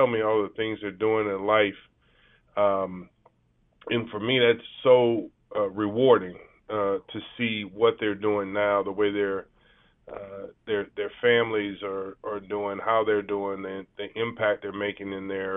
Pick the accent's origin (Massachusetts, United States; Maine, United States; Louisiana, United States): Louisiana, United States; New Orleans; I'm from New Orleans, Louisiana, so you know, I am by birth a Pelicans fan now.